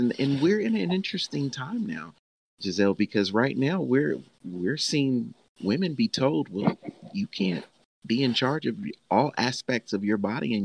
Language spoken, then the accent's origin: English; Nashville, Tennessee, United States; I'm from Nashville, Tennessee.